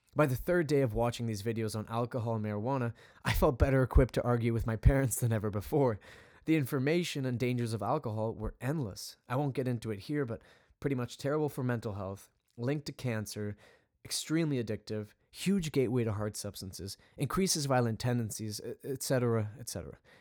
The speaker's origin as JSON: {"language": "English", "town": "Vancouver", "region": "British Columbia", "country": "Canada", "tie": "born or raised there", "said": "I grew up in Western Canada, specifically Vancouver, Canada"}